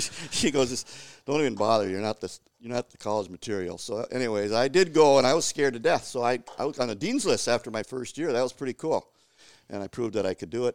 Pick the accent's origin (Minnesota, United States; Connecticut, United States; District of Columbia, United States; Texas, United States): Minnesota, United States; Cloquet; growing up in Cloquet in the sixties, uh, was awesome